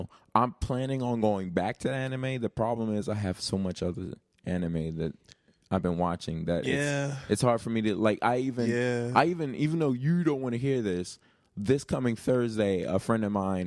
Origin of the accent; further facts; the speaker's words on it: United States; I'm an American